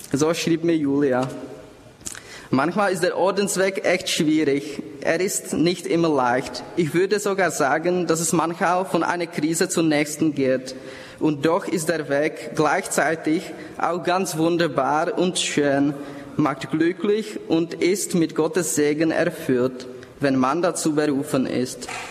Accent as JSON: {"language": "German", "region": "Prague", "country": "Czechia", "accent": "Bohemian", "second_language": "German", "moved": "as an adult", "said": "Ich komme aus Prag in Tschechien. Daher Entschuldigung für mein bämisches Akzent"}